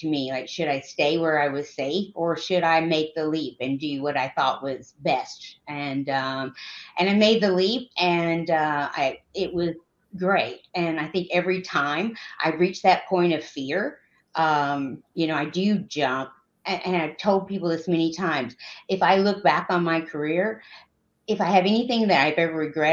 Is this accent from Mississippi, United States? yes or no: no; Georgia, United States; born or raised there